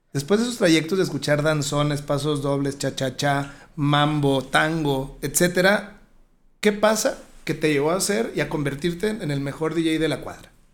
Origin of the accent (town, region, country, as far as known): La Peñita de Jaltemba, Nayarit, Mexico